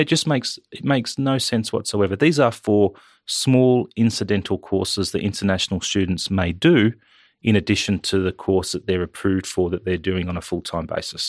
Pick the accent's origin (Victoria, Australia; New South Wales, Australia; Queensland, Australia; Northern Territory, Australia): New South Wales, Australia; Wyong; moved away as an adult; also born or lived in Canberra; now in Western Australia, Australia; I grew up in New South Wales on the Central Coast. I grew up in Wyong, went to Wyong High School.